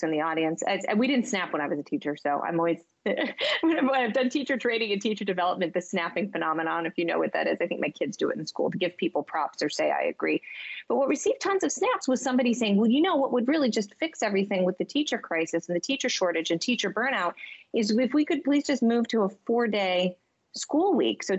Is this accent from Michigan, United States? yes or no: yes; Michigan, United States; now in Boston, United States; I am from Michigan.